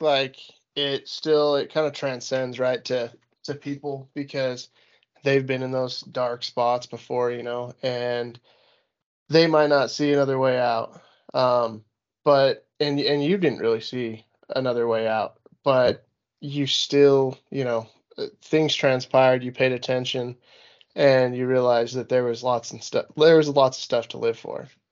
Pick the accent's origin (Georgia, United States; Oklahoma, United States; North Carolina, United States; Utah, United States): Utah, United States; moved away as an adult; I'm born and raised in Utah. I've been here for way too long